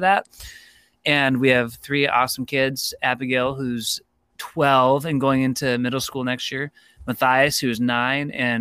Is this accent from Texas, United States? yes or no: no; Rochester, New York, United States; moved away as an adult; also born or lived in Durham, North Carolina / Denver, Colorado; I'm from Rochester, New York originally, back in the day. So was grateful to be able to come back here